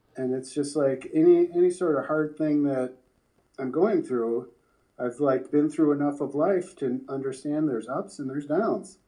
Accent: Pemberville, Ohio, United States; moved away; I was coming from Pemberville, Ohio

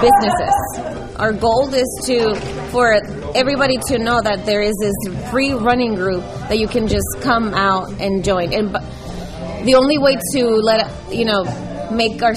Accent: Hacienda Heights, California, United States; I grew up in Hacienda Heights, La Puente area

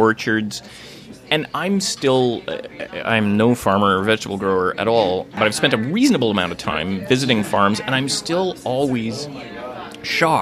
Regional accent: Thunder Bay, Ontario, Canada; I grew up in Thunder Bay

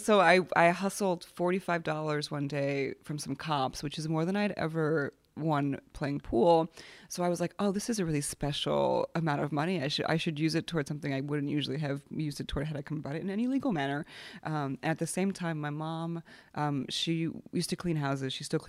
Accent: Poland; I grew up, I was born in Poland, and my grandfather was a painter, but to be a painter in Poland under communism was a very specific.

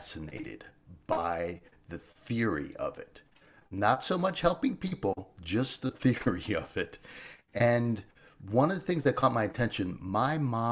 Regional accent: Washington, District of Columbia, United States; I was a city boy. I grew up in Washington, D.C.

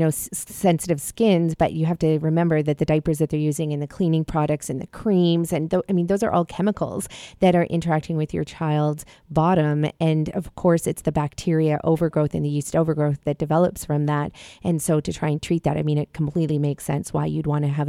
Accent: Malawi; moved away; I was born in Africa, actually, in Malawi.

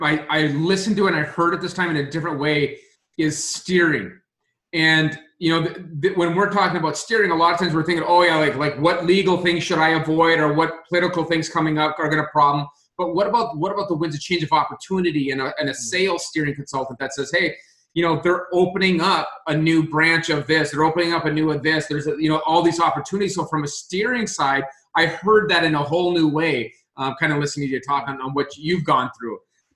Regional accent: Minot, North Dakota, United States; moved away; back in my home state of North Dakota, in my hometown of Minot

